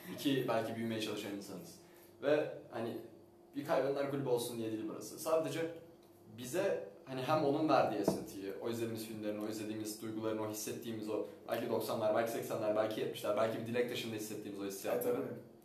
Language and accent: Turkish; Istanbul, Turkey; Ben doğma büyüme İstanbul'da büyüsem